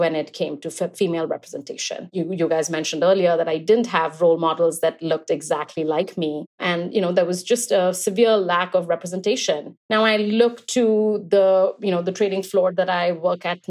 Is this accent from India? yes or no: yes; Kolkata, West Bengal, India; moved away; I grew up in Calcutta, India, and I moved here when I was young